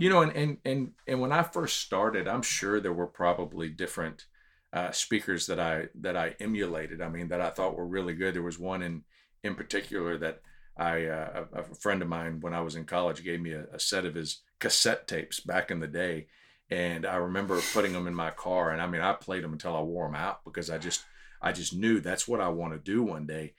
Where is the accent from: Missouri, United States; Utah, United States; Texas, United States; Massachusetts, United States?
Texas, United States; Houston; also born or lived in Corpus Christi, Texas; now in San Antonio, United States; we lived in Houston until I was twelve, but we moved to San Antonio